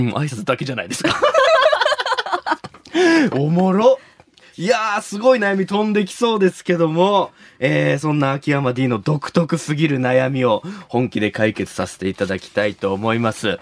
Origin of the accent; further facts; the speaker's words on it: Shimabara, Nagasaki, Japan; 出身が長崎の島原ってとこ